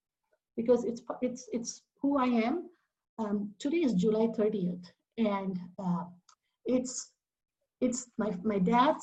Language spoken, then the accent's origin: English; India; English is a second language; I grew up in India, of course. I grew up all over India. My dad was a government employee for the government-owned oil company. So I was born in the north, went to school on the west coast, and pretty much lived in most of the major cities.